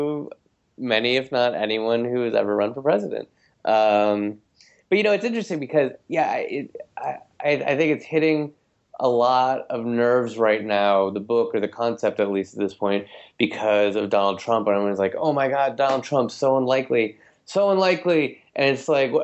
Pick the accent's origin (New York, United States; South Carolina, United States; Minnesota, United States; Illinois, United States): Minnesota, United States; moved away; I am from Minnesota. Like, I grew up there